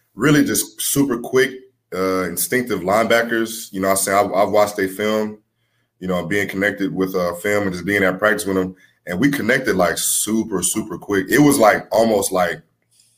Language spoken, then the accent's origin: English; Houston, Texas, United States; also born or lived in New Orleans, Louisiana; my hometown is Houston. So me being from Houston